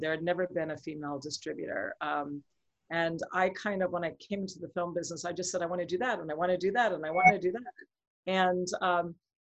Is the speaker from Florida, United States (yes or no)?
yes; Miami, Florida, United States; now in Los Angeles, United States; I grew up in Florida and in Miami